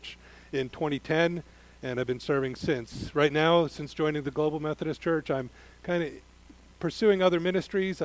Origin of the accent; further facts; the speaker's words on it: Midwest, United States; moved away; growing up in the Midwest